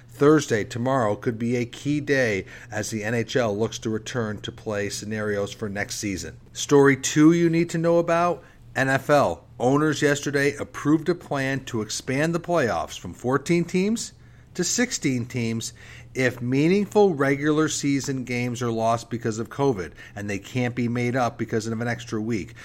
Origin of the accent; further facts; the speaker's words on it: Vermont, United States; now in Charlotte, United States; growing up in Vermont